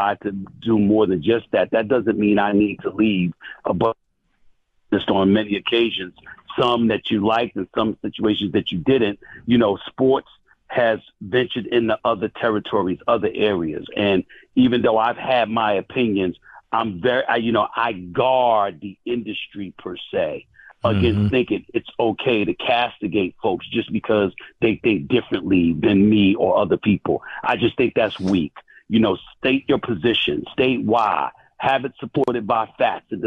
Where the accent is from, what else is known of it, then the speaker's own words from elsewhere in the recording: United States; as a black man growing up in the United States of America